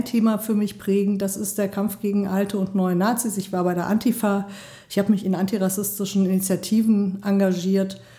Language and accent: German; Mainz, Rhineland-Palatinate, Germany; moved away as an adult; also born or lived in Bremen; now in Erfurt, Germany; ich bin in Mainz geboren, habe in Bremen studiert, Philosophie, als Kulturmanagerin gearbeitet in einem Stadtteilzentrum und bin dann 2002 nach Thüringen gekommen